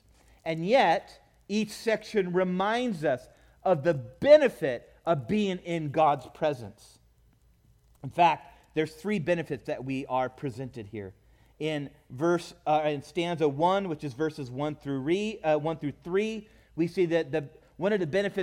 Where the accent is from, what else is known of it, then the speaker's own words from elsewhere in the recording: California, United States; growing up in California